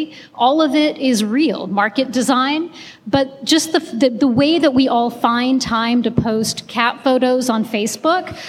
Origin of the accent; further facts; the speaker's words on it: India; now in Texas, United States; I'm from India